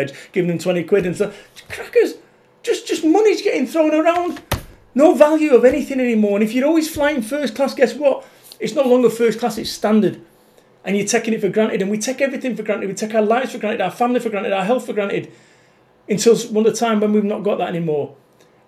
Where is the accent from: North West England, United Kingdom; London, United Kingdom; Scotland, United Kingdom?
North West England, United Kingdom; Salford; I'm from Salford, Manchester. I lived in a council estate.